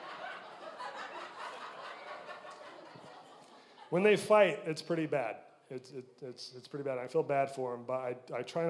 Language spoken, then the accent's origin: English; Utah, United States; I'm from Utah, and pretty stereotypical Utah family. Grow up, go on a mission, come home, get married